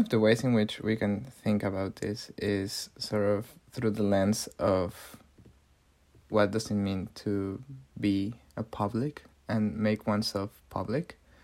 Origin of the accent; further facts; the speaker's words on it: Mexico City, Mexico; my hometown of Mexico City.